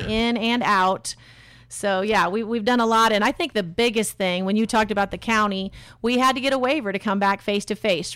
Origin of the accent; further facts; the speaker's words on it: Kalamazoo, Michigan, United States; also born or lived in North Carolina; now in Indianapolis, United States; I am from Kalamazoo, Michigan originally.